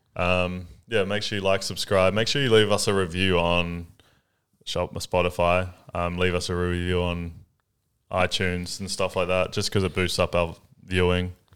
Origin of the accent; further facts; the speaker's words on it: New Zealand; now in Australia; I'm from New Zealand